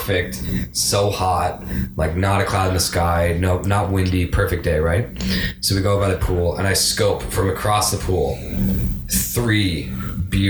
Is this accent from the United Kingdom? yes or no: no; Canada; I'm from Canada